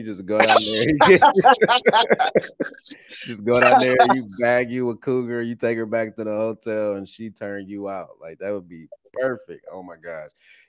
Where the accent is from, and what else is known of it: Columbus, Ohio, United States